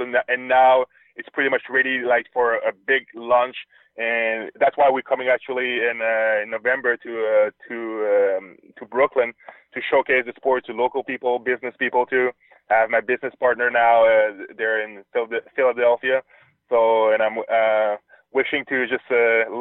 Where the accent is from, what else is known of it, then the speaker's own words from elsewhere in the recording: Quebec City, Quebec, Canada; I'm from Quebec City, the French part of Canada.